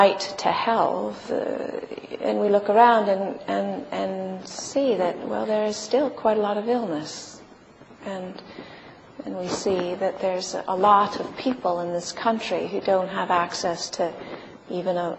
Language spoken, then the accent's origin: English; Los Angeles, California, United States; moved away as an adult; also born or lived in Santa Cruz / England; I was born in California and lived in the States for the first 17 years of my life, in Los Angeles area